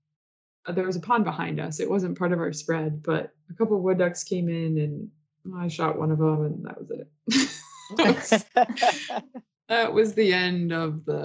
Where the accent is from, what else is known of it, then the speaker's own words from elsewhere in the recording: Minnesota, United States; moved away; I'm from Minnesota, and we went up to visit my family